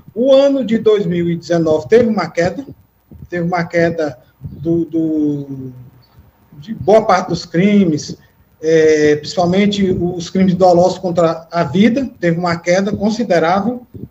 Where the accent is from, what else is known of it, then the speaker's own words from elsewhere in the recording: Teresina, Piauí, Brazil; sou nascido e criado aqui em Teresina